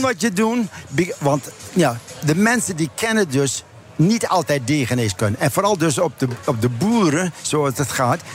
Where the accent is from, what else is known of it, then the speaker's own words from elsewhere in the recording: Drenthe, Netherlands; now in United States; ik kom van Drenthe